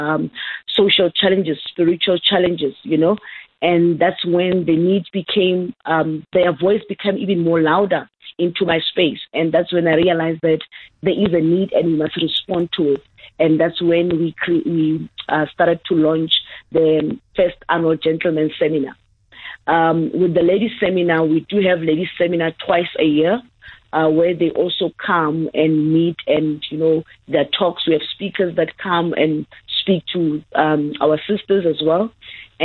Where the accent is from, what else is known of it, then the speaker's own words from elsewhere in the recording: Hammanskraal, Gauteng, South Africa; Born and raised in the dusty past of Ramotse in Hammanskraal. Yes, I was raised in Hammanskraal in a very rural area